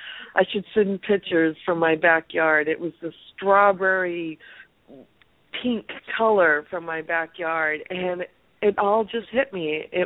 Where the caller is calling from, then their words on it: California, United States; I'm calling from California.